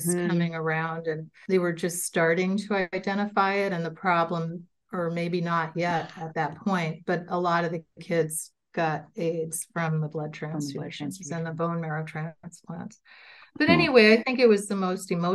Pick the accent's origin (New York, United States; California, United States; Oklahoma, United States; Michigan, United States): New York, United States; New York City; moved away as an adult; also born or lived in Vermont; now in Wausau, United States; I grew up in Manhattan, and I took the subway everywhere